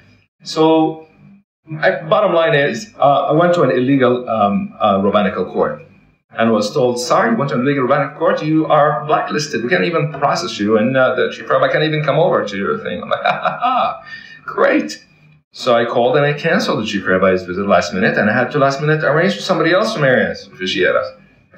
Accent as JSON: {"language": "English", "region": "Florida", "country": "United States", "also_born_or_lived": "Toronto, California, United States", "said": "Now, I'm from Florida, jumping back and forth between Florida and New York for work."}